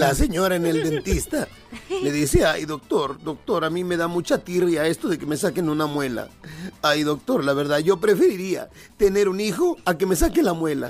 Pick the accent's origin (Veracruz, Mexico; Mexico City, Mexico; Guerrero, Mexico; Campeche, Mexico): Guerrero, Mexico; Acapulco; allá de mi pueblo, en Acapulco